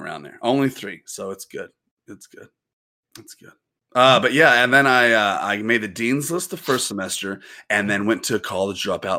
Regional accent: Winston-Salem, North Carolina, United States; moved away; I'm from South Side, Winston-Salem, North Carolina

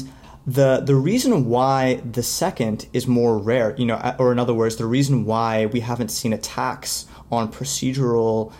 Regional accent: United States; as an American

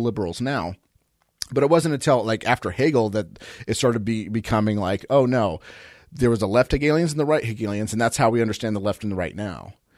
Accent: United States; I'm American

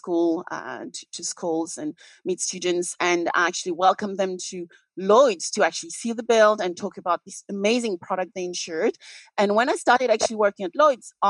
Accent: Paris, Île-de-France, France; moved away as an adult; now in London, United Kingdom; So I am French. So I was born in Paris many years ago.

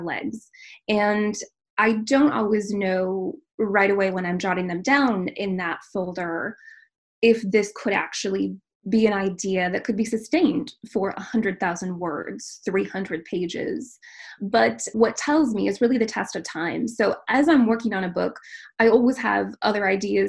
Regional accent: Minnesota, United States; I was born and raised in Minnesota. I am raising my family now in Minnesota and am really a Midwesterner at heart.

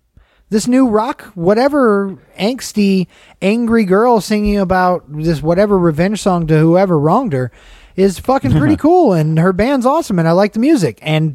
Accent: Las Vegas, Nevada, United States; I'm just from Vegas. No tan.

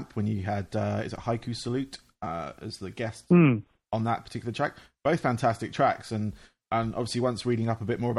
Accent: England, United Kingdom; accent: English; obviously you hear from my accent, I am English, from England

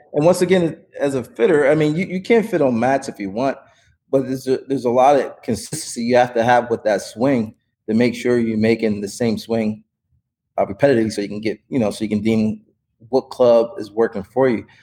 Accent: Wilmington, Delaware, United States; moved away as an adult; also born or lived in Puerto Rico / Virginia / South Florida; now in San Diego, United States; I grew up in Wilmington, Delaware

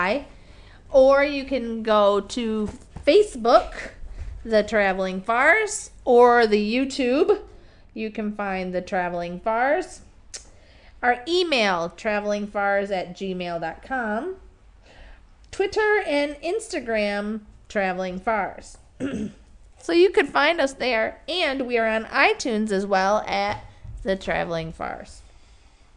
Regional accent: the North, United States; moved away as an adult; we're American. We talk in minutes, and we're from the north, so we talk in minutes

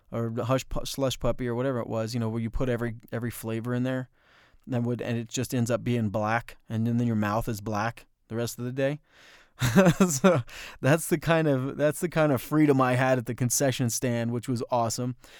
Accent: Bloomfield, United States; growing up in Bloomfield

